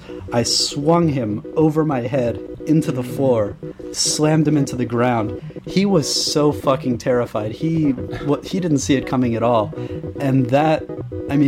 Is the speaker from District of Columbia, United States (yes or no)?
yes; Washington, District of Columbia, United States; now in Philadelphia, United States; originally from D.C., now I'm from Philly